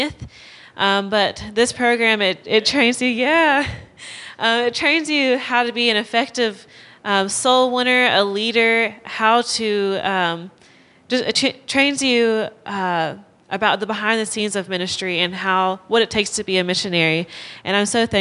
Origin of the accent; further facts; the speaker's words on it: Clanton, Alabama, United States; moved away as an adult; now in Oklahoma, United States; I'm from Alabama. I grew up in Clanton, around Clanton most of my life